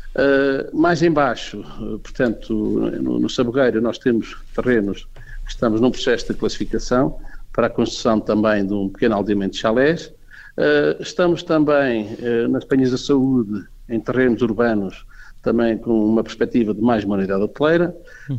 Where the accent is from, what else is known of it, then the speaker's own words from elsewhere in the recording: Covilhã, Centro, Portugal; eu sou da Covilhã, nasci na Covilhã